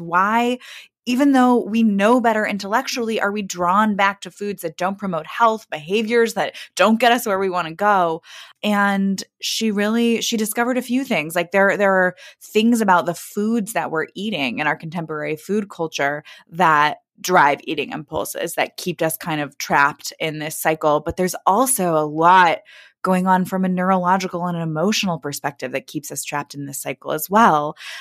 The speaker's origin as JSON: {"language": "English", "town": "Kansas City", "region": "Missouri", "country": "United States", "tie": "born or raised there", "moved": "yes", "lives_now": "Brooklyn, United States", "said": "I grew up in Kansas City, Missouri."}